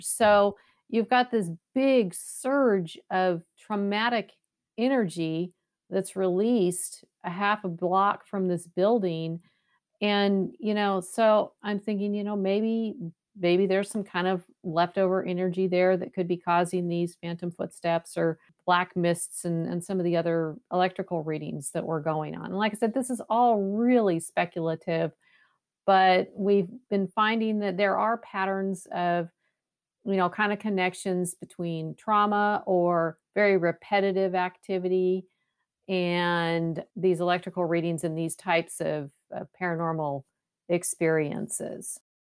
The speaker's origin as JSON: {"language": "English", "region": "West Coast", "country": "United States", "moved": "yes", "lives_now": "Waco, United States", "said": "I'm, I'm originally from the West"}